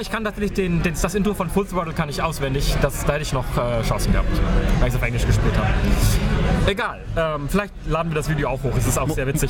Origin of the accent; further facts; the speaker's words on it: Germany; now in United Kingdom; als, als Deutscher